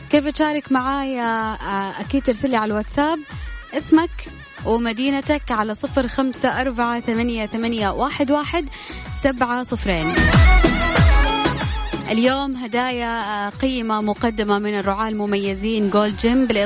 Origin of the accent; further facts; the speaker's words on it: Sudan; now in Jeddah, Saudi Arabia; أنا من السودان بس ساكن جدة